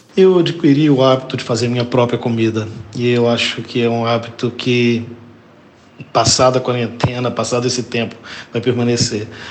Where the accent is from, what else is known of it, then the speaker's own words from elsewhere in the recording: Belo Horizonte, Minas Gerais, Brazil; nasci há 54 anos em Belo Horizonte, sou um brasileiro mineiro